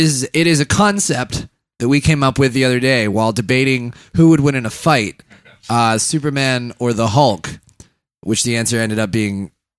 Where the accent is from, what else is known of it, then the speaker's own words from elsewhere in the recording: England, United Kingdom; Listen, see, I'm from England.